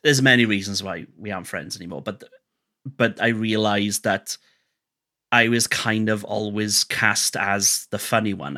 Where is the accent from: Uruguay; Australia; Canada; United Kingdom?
United Kingdom; Wales; I'm Welsh